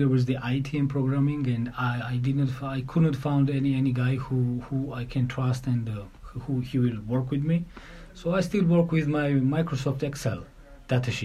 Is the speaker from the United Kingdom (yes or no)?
no; Tbilisi, Georgia; English is a second language; I'm coming from Republic of Georgia, capital, Tbilisi.